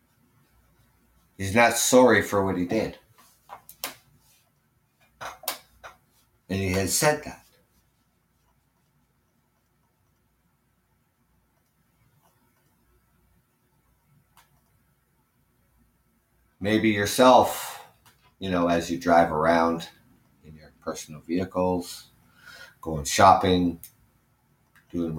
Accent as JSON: {"language": "English", "region": "Ontario", "country": "Canada", "said": "I am from Ontario, Canada. That's where my show is done from. I am Canadian"}